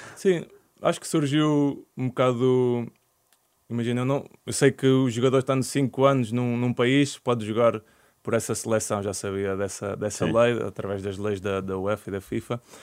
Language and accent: Portuguese; Portugal; moved away as an adult; also born or lived in England / Greece / Israel